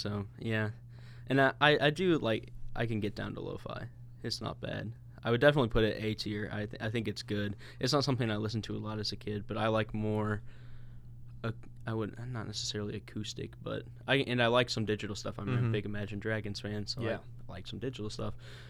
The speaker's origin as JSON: {"language": "English", "region": "Illinois", "country": "United States", "tie": "born or raised there", "said": "I actually really like jazz. I grew up in Illinois, and we were right by SIUE."}